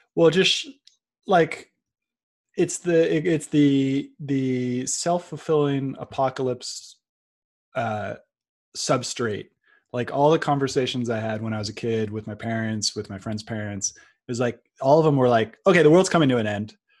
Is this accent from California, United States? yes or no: yes; Silicon Valley, California, United States; the world that I was born into in Silicon Valley